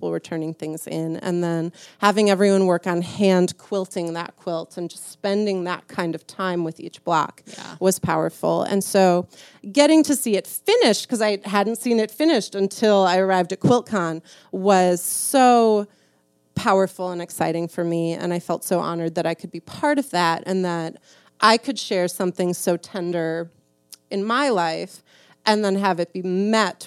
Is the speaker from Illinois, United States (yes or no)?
yes; Chicago, Illinois, United States; moved away as an adult; now in Milwaukee, United States; I live in Milwaukee. I'm from Chicago